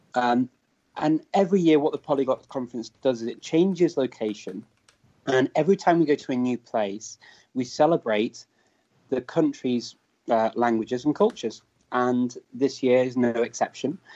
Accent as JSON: {"language": "English", "town": "Chester", "region": "North West England", "country": "United Kingdom", "tie": "born or raised there", "accent": "northern Welsh", "said": "I grew up around Chester, so it's North Wales, it's North Walian Welsh that we speak"}